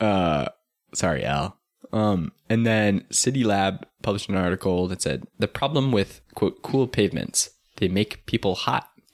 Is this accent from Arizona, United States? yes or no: yes; Tucson, Arizona, United States; I'm from Tucson